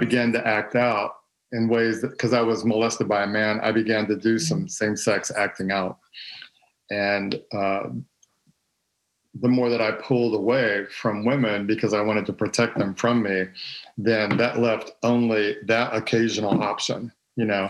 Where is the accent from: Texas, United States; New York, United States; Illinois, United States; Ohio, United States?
Texas, United States; I'm from Texas. Uh, I grew up in a pastor's home